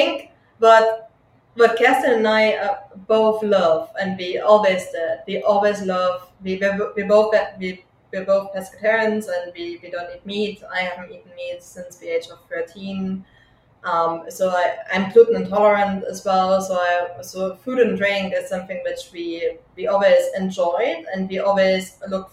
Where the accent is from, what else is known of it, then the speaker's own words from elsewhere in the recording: Germany; now in United Kingdom; I'm from Germany